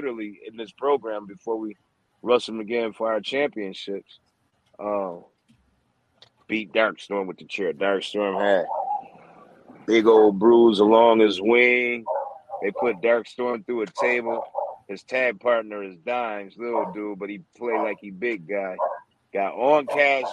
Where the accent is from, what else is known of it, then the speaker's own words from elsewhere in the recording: Niagara Falls, New York, United States; now in Lake Norman, North Carolina, United States; I'm from Niagara Falls, New York